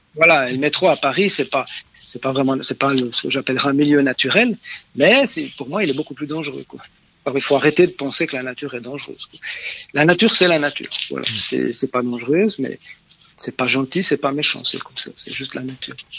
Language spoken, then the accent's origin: French; Switzerland; je suis suisse